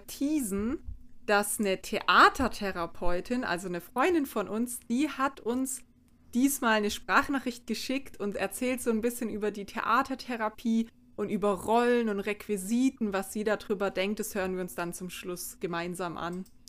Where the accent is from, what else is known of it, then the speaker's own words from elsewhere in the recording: St. Georgen im Schwarzwald, Baden-Württemberg, Germany; da, wo ich herkomme, aus St. Georgen im Schwarzwald